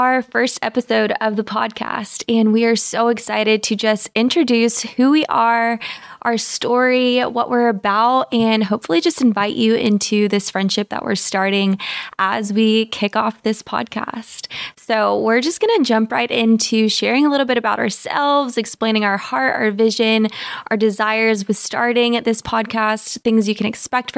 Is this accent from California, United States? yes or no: no; Early, Texas, United States; moved away as an adult; also born or lived in Lubbock, Texas / Austin, Texas; now in Los Angeles, United States; I grew up in a very tiny small town in Texas called Early, Texas